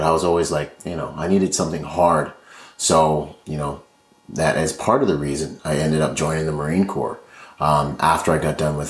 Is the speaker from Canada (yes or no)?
no; Nassau, New Providence, Bahamas; born there; I was born in the Bahamas, in Nassau, Bahamas. My father was from there. My mother's from Washington State.